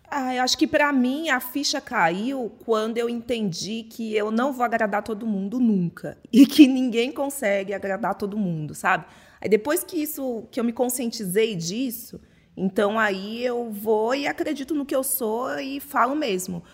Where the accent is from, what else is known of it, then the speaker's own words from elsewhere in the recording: São Paulo, Brazil; tenho 26 anos, sou de São Paulo